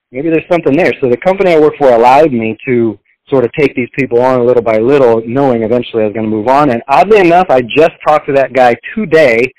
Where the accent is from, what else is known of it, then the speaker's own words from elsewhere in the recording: Texas, United States; moved away; Uh, I'm from Texas originally. That's where I was born.